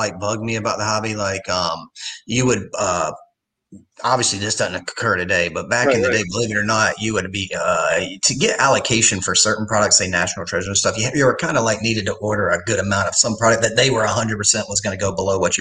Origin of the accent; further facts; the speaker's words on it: Wilmington, North Carolina, United States; also born or lived in New York; I grew up and born and raised in Wilmington